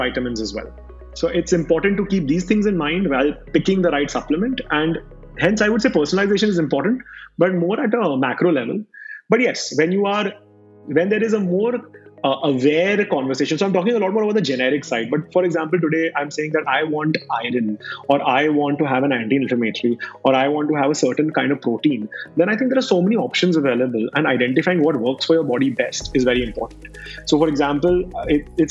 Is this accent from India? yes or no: yes; India; I am an Indian